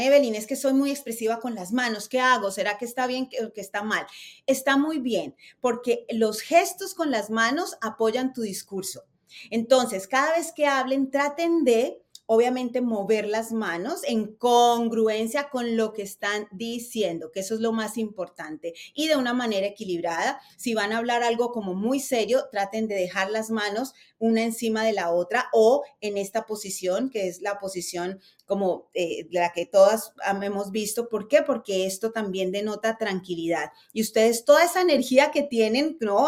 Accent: Bogotá, Colombia; moved away as an adult; now in United States; Yo desde muy pequeña empecé en televisión en mi país, en Colombia, yo soy bogotana

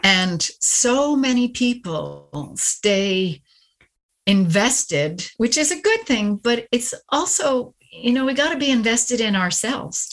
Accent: Canada; moved away; my husband retired and I'm Canadian. So we repatriated back to Canada

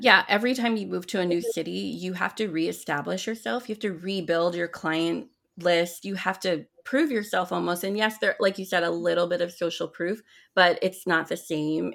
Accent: Oahu, Hawaii, United States; moved away as an adult; also born or lived in New York City / California / Chicago; now in Big Island, Hawaii, United States; I'm I'm actually from Hawaii originally. I was born and raised on Oahu

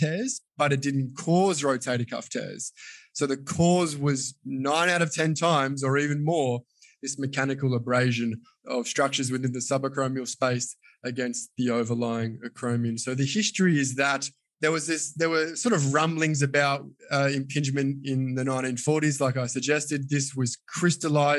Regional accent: Australia; I am a physiotherapist from Australia.

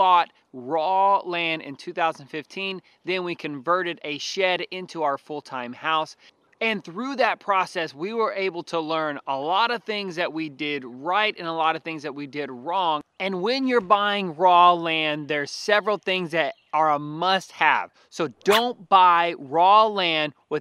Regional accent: Houston, Texas, United States; now in Central Texas, United States; I grew up down in South Houston and we could grow avocados there. But then I moved 3 hours north of South Houston

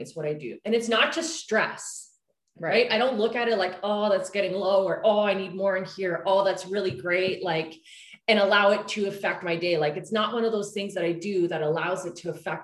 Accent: Canada; we're Canadian

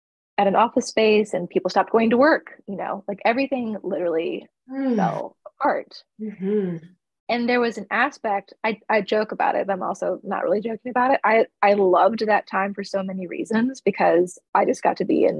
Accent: East Coast, United States; now in Central Coast of California, United States; I'm Greek and I'm from the East Coast

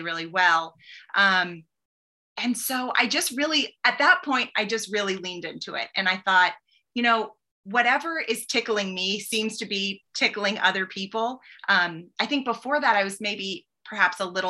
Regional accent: Boston, Massachusetts, United States; now in Nashville, United States; I grew up in Boston

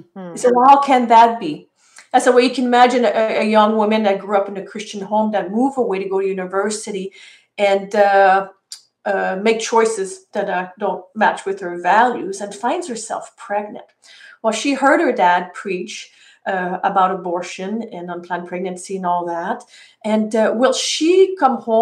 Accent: Canada; I'm from Canadian.

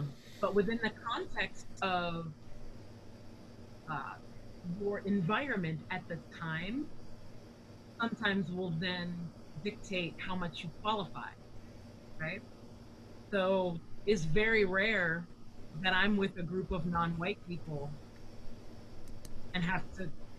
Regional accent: United States; I'm a black American

